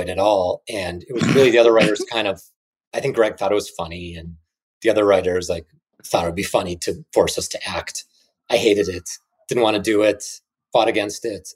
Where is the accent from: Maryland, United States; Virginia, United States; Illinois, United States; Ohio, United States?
Illinois, United States; Chicago; moved away; I was from Chicago